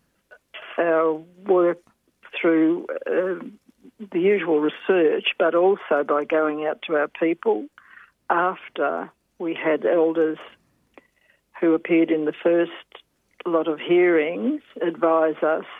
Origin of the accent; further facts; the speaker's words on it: Swan Hill, Victoria, Australia; also born or lived in Hamilton, Victoria / Mildura, Victoria; I was born in Hamilton myself, but went at probably 2 or 3 years of age to Swan Hill, back to my mother's people. And so grew up there for a time before we went to Mildura.